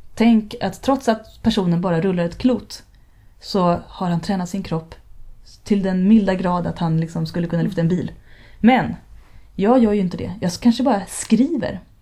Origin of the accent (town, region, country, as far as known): Härjedalen, Jämtland, Sweden; born or raised there